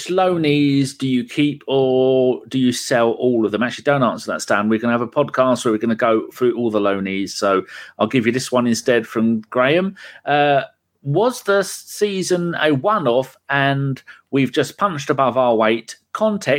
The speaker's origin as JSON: {"language": "English", "region": "England", "country": "United Kingdom", "said": "I am English"}